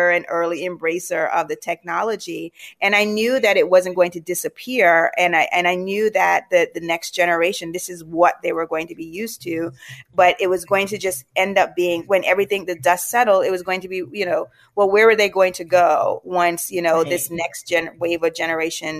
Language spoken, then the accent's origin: English; Jamaica; moved away; I'm from the islands. I'm originally from Jamaica.